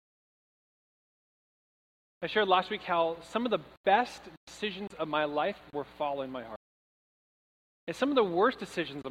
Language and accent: English; Troutdale, Oregon, United States; moved away; I'm from Oregon, and the weather we're having today, the storm of the decade, is like an average day where I'm from. Like, in Troutdale, which is like 30 minutes east of Portland